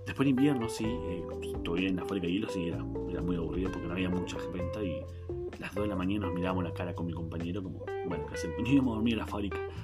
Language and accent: Spanish; Neuquén, Argentina; soy de Argentina, soy de Neuquén, Argentina, que está al sur del país